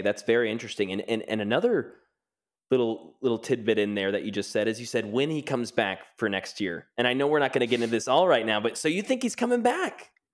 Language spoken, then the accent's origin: English; Kansas City, Missouri, United States; born and raised in Kansas City